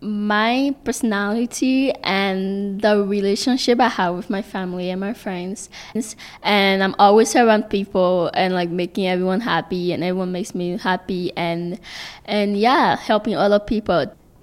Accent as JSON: {"language": "English", "country": "Liberia", "lives_now": "Canada", "said": "What did I miss most about my home country is the Liberian cuisine. It is so classic."}